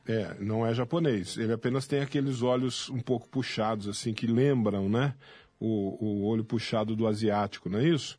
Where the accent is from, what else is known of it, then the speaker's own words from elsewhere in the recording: Botelhos, Minas Gerais, Brazil; also born or lived in Jardim Brasil, São Paulo; now in São Paulo, Brazil; nasci em Minas Gerais, ah. lá em Botelhos